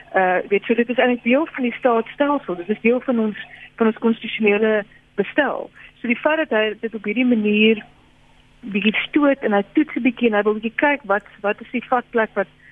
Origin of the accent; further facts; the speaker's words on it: South Africa; ons as Suid-Afrikaners